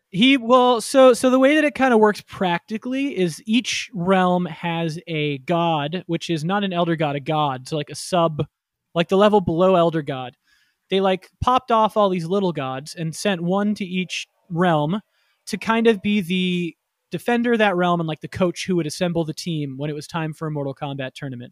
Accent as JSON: {"language": "English", "region": "Florida", "country": "United States", "tie": "born or raised there", "said": "I grew up in Florida"}